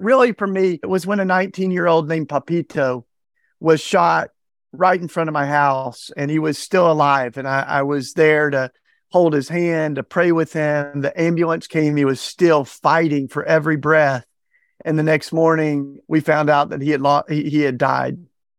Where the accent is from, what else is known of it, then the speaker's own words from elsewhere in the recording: Tennessee, United States; So, you know, I grew up in Tennessee, fell in love with Jesus and the Bible Belt.